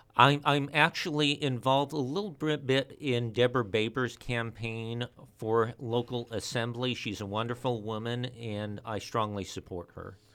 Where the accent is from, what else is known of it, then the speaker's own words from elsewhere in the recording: Ventura, California, United States; I was born and raised here in Ventura